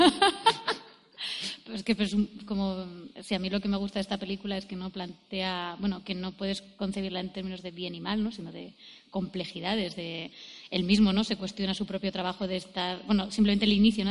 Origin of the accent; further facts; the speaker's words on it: Jaén, Andalusia, Spain; yo soy de Jaén